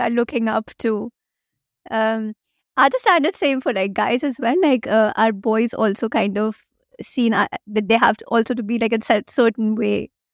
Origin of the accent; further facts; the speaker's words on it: India; first language Hindi; English is a second language; I come from India